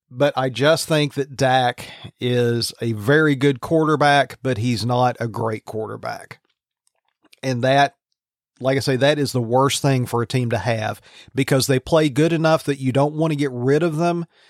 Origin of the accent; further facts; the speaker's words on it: Virginia, United States; I grew up in Virginia